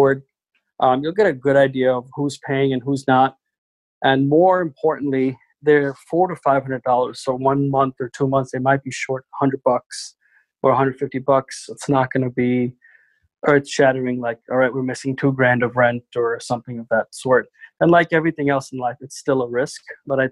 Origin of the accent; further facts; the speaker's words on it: New York City, New York, United States; I absolutely hate New York City because I grew up here